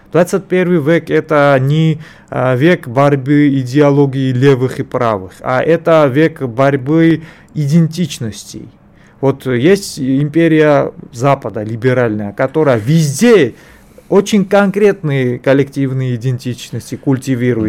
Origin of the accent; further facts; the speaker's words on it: Georgia; для меня, вот для грузина